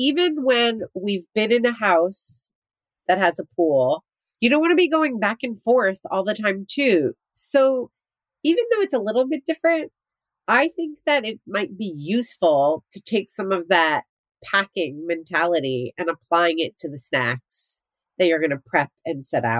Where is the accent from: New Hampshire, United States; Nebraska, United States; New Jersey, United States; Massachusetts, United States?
New Jersey, United States; But growing up in New Jersey, where I went to the beach all the time, like I never had a pool growing up.